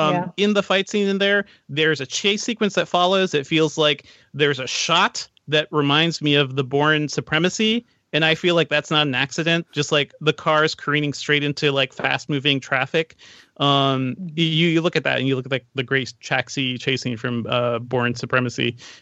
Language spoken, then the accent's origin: English; Guyana; want to throw a special shout out to Letitia Wright, who's having an amazing year and is also from my home country.